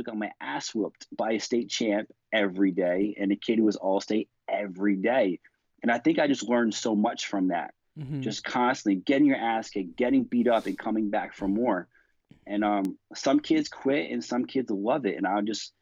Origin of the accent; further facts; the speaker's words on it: Rhode Island, United States; moved away as an adult; also born or lived in Iowa / San Diego; I'm a small town New England kid. I'm from the baby state, Rhode Island